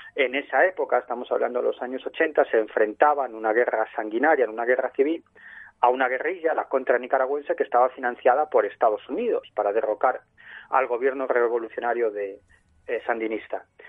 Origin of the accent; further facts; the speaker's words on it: Galicia, Spain; yo soy gallego